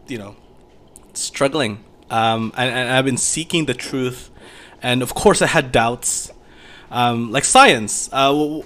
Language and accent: English; Philippines; I grew up in Philippines, and Philippines is a Catholic nation